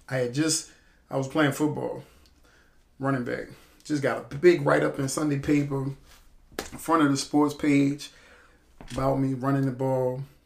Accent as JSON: {"language": "English", "region": "Illinois", "country": "United States", "tie": "born or raised there", "moved": "yes", "lives_now": "New Orleans, United States", "said": "I'm originally from Illinois, Centralia, Chicago, you know, Midwest boy"}